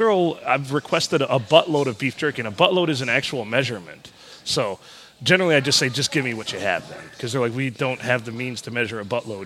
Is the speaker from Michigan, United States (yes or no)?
yes; Michigan, United States; I grew up in Michigan